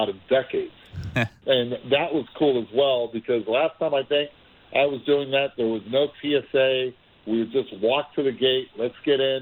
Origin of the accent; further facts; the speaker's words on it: Puerto Rico; also born or lived in Cincinnati, Ohio; And my brother and I were raised in Puerto Rico. We were born in Cincinnati